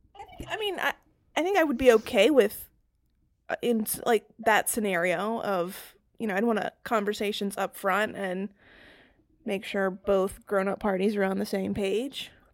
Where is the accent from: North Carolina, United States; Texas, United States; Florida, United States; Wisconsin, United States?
North Carolina, United States; moved away as an adult; also born or lived in Massachusetts / Raleigh, North Carolina / Boston, Massachusetts; I spent my formative years in North Carolina and then ended up staying there for college